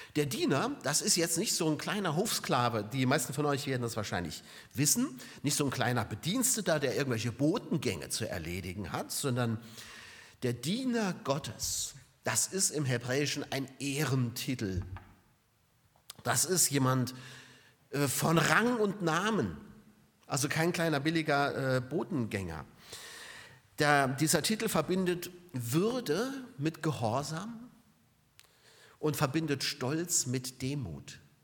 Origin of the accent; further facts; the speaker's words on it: Germany; bei uns in Deutschland